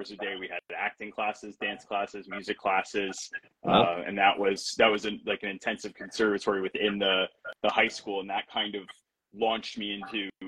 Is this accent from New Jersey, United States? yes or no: yes; New Jersey, United States; also born or lived in Fort Lauderdale, Florida; We moved to New Jersey. And I've been in New Jersey now for about 26 years. So I'm from New Jersey